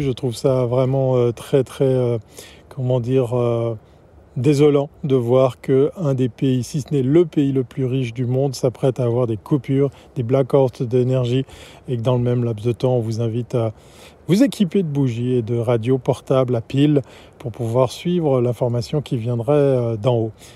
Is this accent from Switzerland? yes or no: yes; Switzerland; ici chez nous en Suisse